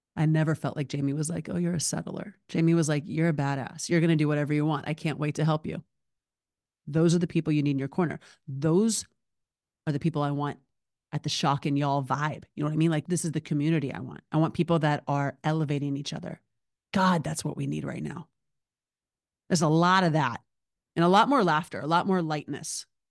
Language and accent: English; Alabama, United States; moved away as an adult; now in Los Angeles, United States; Born and raised in Alabama, currently living in Los Angeles. It's only been twenty-two years